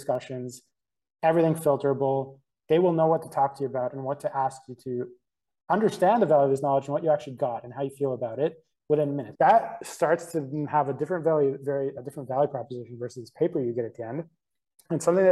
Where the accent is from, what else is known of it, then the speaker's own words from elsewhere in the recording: Canada; we're from Canada.